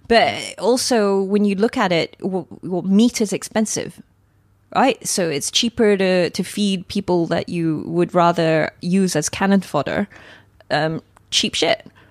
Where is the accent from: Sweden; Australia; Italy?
Australia; moved away as an adult; I come from Australia originally